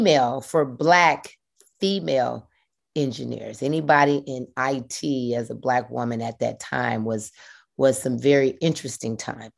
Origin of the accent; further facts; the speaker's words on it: Atlanta, Georgia, United States; Been … ever since birth. From Atlanta, Georgia, from Adamsville, a little area called Adamsville in Southwest Atlanta. Went to Harper High School.